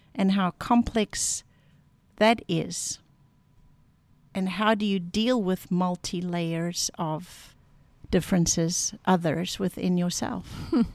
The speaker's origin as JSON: {"language": "English", "country": "South Africa", "moved": "yes", "said": "I am South African living in a new homeland, Afrikaans culture moving into an English space."}